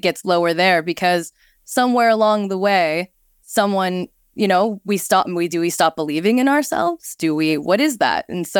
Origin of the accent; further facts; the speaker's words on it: Texas, United States; I grew up in Texas partly, so I do know some Texas Hold'em